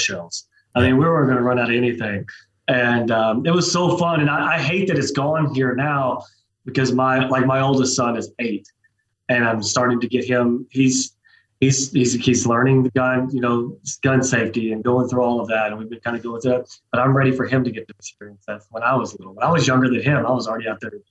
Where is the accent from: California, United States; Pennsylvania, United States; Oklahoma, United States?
Oklahoma, United States; I'm from South Oklahoma, Eastern Oklahoma, just west of there